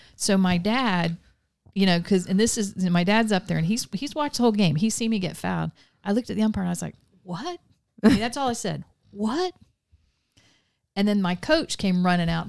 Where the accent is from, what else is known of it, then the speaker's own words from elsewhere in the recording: Vero Beach, Florida, United States; also born or lived in Melbourne, Florida / Palm Bay, Florida / Avon Park, Florida / Mulberry, Florida; I was born in Melbourne, Florida in nineteen seventy.